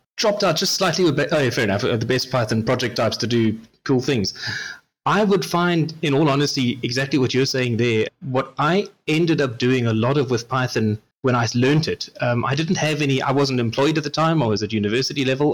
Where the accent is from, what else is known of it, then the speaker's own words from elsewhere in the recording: South Africa; as a South African